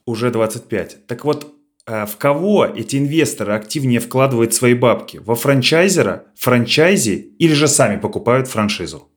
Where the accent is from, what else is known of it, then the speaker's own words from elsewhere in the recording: Smolensk Oblast, Russia; наша область, Смоленская, собственно, откуда я родом